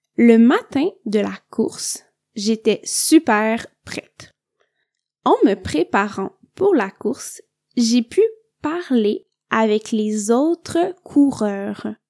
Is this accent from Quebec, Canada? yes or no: yes; Quebec, Canada; je viens du Québec